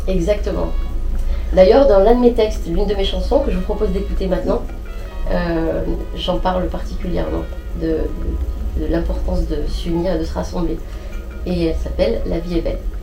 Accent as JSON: {"language": "French", "country": "France", "tie": "born or raised there", "said": "je suis née en France, j'ai grandi ici"}